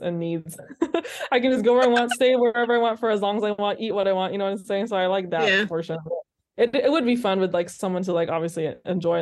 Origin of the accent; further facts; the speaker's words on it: California, United States; as a Californian